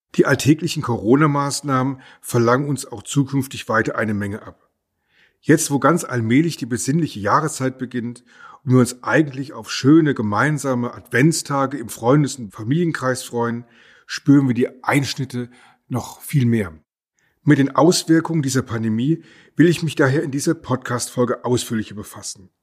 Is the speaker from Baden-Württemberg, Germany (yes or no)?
yes; near Heidelberg, Baden-Württemberg, Germany; Ich komme aus der Nähe von Heidelberg